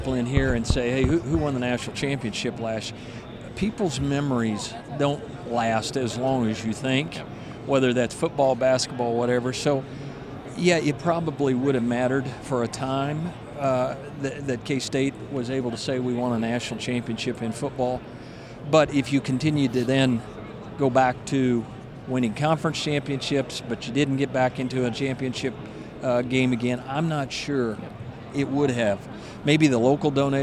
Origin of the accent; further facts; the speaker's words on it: Kansas, United States; the perception of it being a flyover state has existed since I was born and raised in Kansas